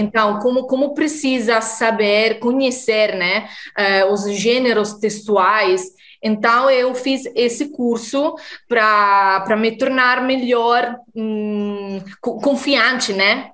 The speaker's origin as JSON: {"language": "Portuguese", "country": "Italy", "also_born_or_lived": "Mozambique", "second_language": "Portuguese", "said": "sou italiana como o Paulo e moro no norte da Itália, perto de Milão"}